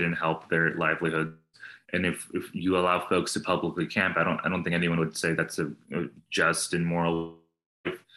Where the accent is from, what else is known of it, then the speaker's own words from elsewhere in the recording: New Jersey, United States; also born or lived in New York; now in Austin, United States; I was born in New Jersey.